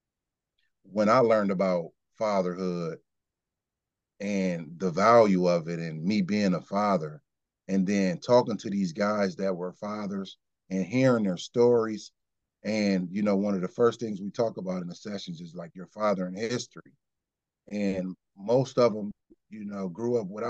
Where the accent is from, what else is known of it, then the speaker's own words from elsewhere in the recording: Kenosha, Wisconsin, United States; I'm from Kenosha